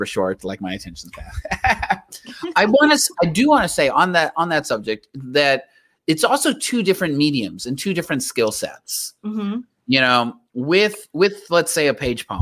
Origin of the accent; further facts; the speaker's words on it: Laredo, Texas, United States; it was in my hometown